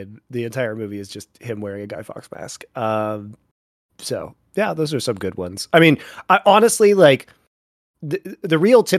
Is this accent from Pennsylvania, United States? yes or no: no; Colorado, United States; Well, I'm from Colorado, so that really helped.